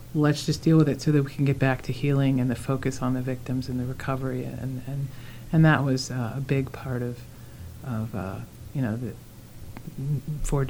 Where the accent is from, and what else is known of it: United States